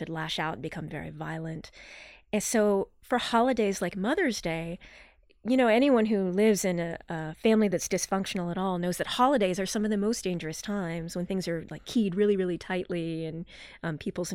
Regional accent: Morgantown, West Virginia, United States; I grew up in Morgantown, West Virginia, with two parents.

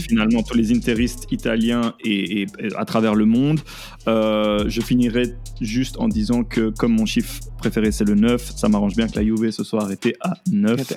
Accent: Belgium; je suis belge

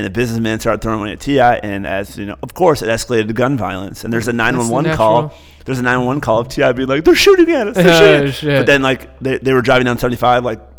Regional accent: Michigan, United States; moved away; also born or lived in Cincinnati, Ohio; he's from Michigan, I'm from Michigan

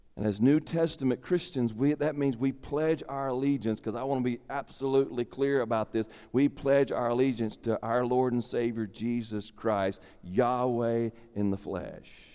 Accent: United States; my citizenship as an American

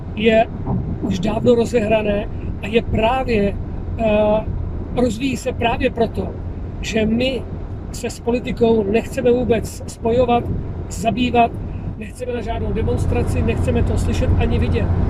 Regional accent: Czechia; jsem vlastně Čech

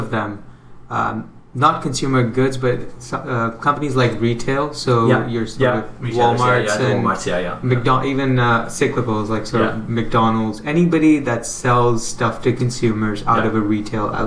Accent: Canada; I'm from Canada

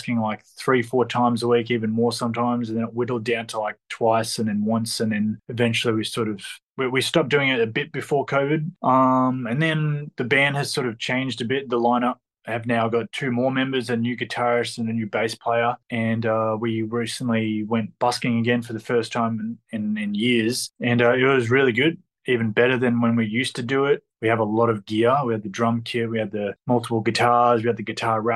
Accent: Melbourne, Victoria, Australia; I'm from Melbourne, Victoria.

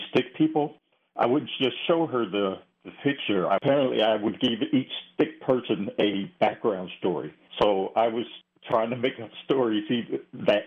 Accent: Ohio, United States; moved away; I'm from Ohio, so we have the Great Lakes

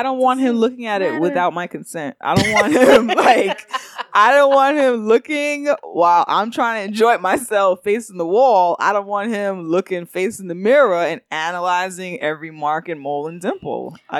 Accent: Jamaica; Well, but I'm Jamaican.

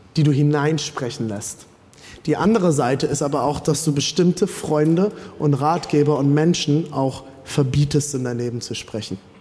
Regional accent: Germany

